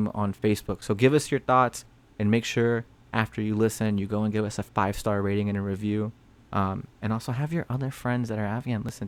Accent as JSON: {"language": "English", "area": "Orange County", "region": "California", "country": "United States", "said": "I'm from Orange County."}